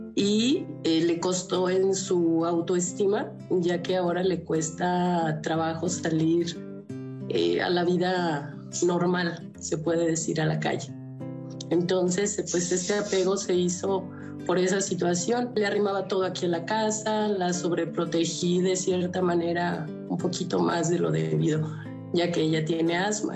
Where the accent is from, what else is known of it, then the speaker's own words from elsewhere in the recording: León, Guanajuato, Mexico; Yo tengo 51 años y soy de León, Guanajuato